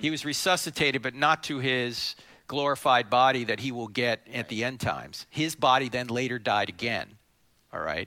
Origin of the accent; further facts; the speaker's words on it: New Jersey, United States; I'm from New Jersey